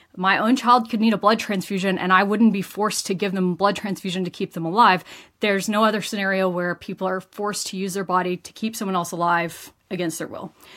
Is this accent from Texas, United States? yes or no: yes; rural West Texas, United States; moved away as an adult; now in Invercargill, New Zealand; originally, I am from Texas in the US, and I grew up in a small town, about 14,000 people in kind of rural West Texas